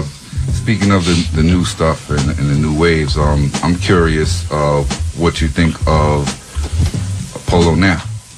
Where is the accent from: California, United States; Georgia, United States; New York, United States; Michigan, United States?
New York, United States; New York City; I'm from Prospect Heights right here on Washington, whatever, is actually the largest amount. It's a small neighborhood, but by ratio, it's the largest amount of gentrification.